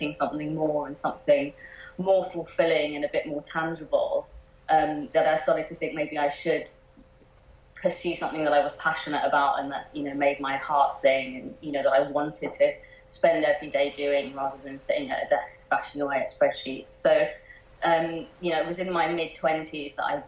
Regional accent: London, United Kingdom; I grew up in a very nice part of southwest London called Hampton

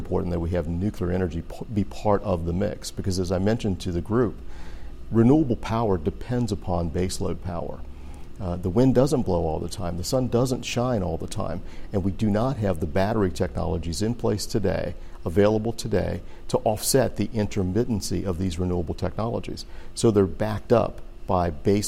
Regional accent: Louisiana, United States; moved away; where I grew up in Louisiana

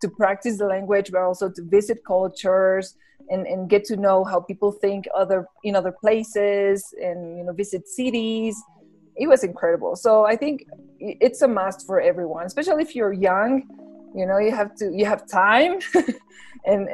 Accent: La Paz, Bolivia; English is a second language; I'm from La Paz, Bolivia

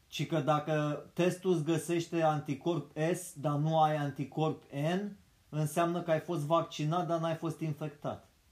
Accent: Romania

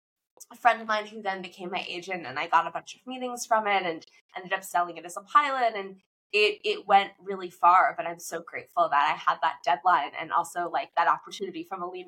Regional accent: Fort Lauderdale, Florida, United States; moved away as an adult; also born or lived in Durham, North Carolina / Los Angeles; I grew up in Florida, South Florida, Fort Lauderdale

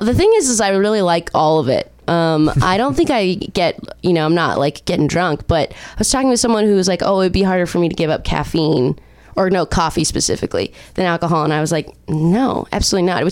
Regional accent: Orange County, California, United States; also born or lived in Chicago; I'm from Orange County.

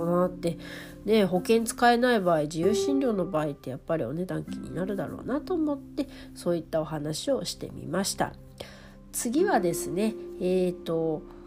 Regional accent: Hokkaido, Japan; moved away as an adult; now in Tokyo, Japan; 北海道から上京して

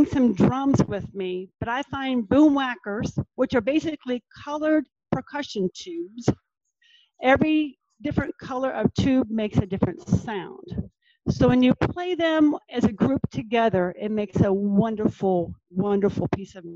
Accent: Norfolk / Virginia Beach, United States; my hometown

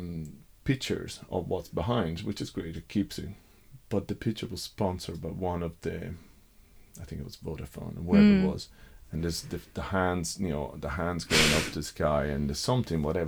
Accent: Rome, Lazio, Italy; moved away; I grew up in Rome

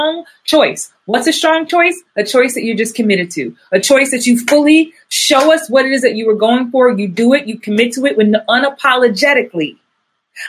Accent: New York, United States; I guess I'm from New York

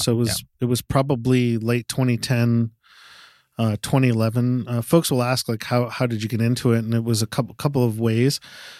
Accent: Connecticut, United States; also born or lived in New York; Grew up in Connecticut and New York.

